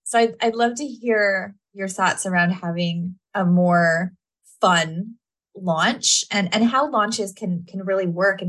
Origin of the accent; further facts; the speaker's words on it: Canada; Yeah. I'm Canadian too.